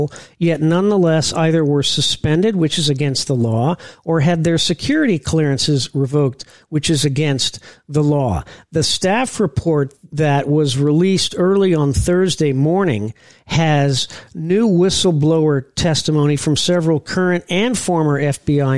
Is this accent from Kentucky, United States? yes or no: no; Indiana, United States; moved away as an adult; now in Florida, United States; I'm from Indiana